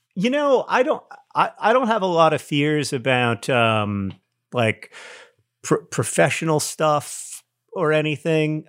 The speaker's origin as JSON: {"language": "English", "town": "Orlando", "region": "Florida", "country": "United States", "tie": "born or raised there", "said": "growing up in Orlando"}